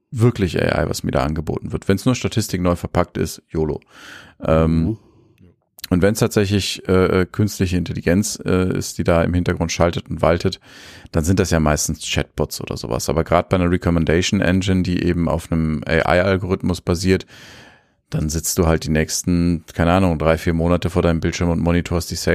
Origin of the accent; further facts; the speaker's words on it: Bavaria, Germany; also born or lived in Munich; ich bin Franke von von von ne, deswegen. Aber in München geboren.